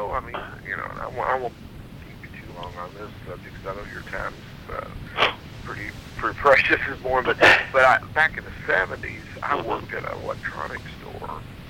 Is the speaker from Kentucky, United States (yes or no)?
yes; Louisville, Kentucky, United States; I grew up in Louisville, Kentucky.